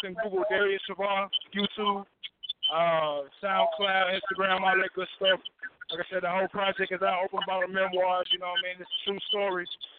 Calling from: Nashville, Tennessee, United States; Yeah, I'm calling from the Music City, you know what I'm saying, Nashville, Tennessee, 615.

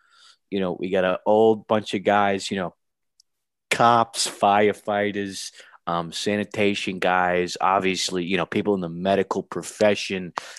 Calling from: Staten Island, New York, United States; I'm now in New Dorp at my home in Staten Island. Yep, New Dorp, New York, in Staten Island.

